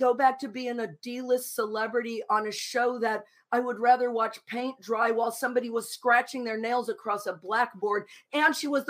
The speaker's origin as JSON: {"language": "English", "region": "Michigan", "country": "United States", "moved": "yes", "said": "Brian and I are Michigan people"}